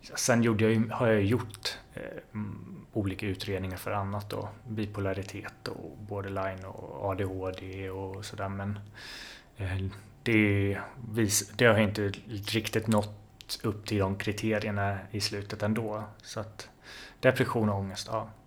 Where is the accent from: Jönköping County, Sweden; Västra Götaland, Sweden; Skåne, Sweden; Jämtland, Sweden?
Jönköping County, Sweden; Jönköping; moved away as an adult; also born or lived in Linköping / Stockholm; Jag kommer från början från Jönköping. Mm. Där jag är född och uppväxt.